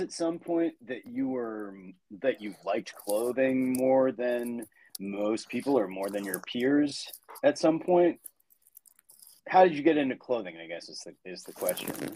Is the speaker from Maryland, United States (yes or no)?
yes; Annapolis, Maryland, United States; also born or lived in Baltimore; I grew up in Annapolis, around Annapolis, and then I moved to Baltimore. So I have been here uh, my entire life